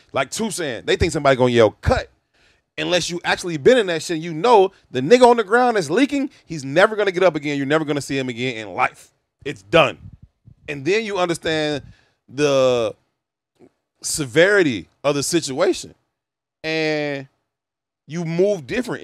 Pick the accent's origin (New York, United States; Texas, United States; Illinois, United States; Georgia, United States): Illinois, United States; Chicago; I'm not from Oblock. It's five minutes from my crib